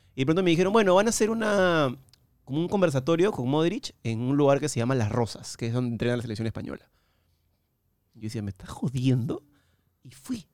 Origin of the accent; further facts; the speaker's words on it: Peru; de Perú